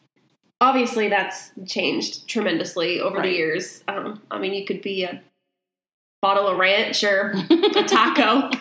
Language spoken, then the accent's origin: English; Maine, United States; moved away; In Maine, where I grew up